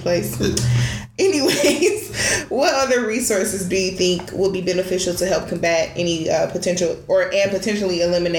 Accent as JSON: {"language": "English", "region": "Michigan", "country": "United States", "said": "I'm like, wait a minute, country? What? I'm from Michigan."}